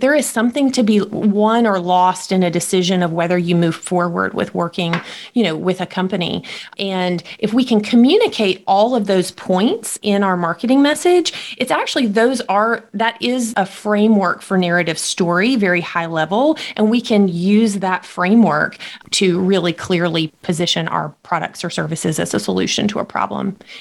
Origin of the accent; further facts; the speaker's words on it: Jackson, Mississippi, United States; I was born in Mississippi, uh, raised here my entire life, and and most of my life raised just outside of Jackson